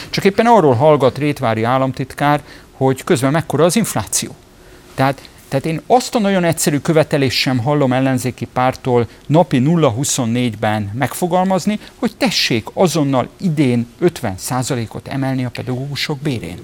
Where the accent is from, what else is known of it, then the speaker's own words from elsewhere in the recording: Budapest, Hungary; Tőzsökeres budapestiként